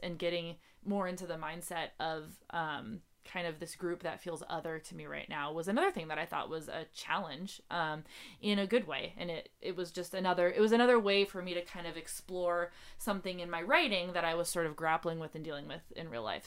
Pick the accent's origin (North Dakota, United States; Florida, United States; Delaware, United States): North Dakota, United States; now in Seattle, United States; so I'm from North Dakota, uh, and my family's from North Dakota